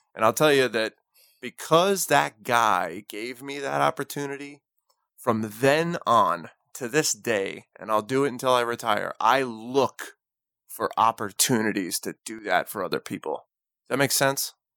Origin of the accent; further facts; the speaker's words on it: New Jersey, United States; I'm from New Jersey